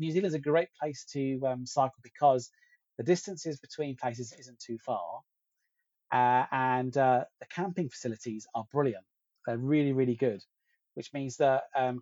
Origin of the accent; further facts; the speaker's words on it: Galicia, Spain; moved away; also born or lived in London; I come from Galicia in Spain, north of Spain, where we have the best seafood in the whole of the world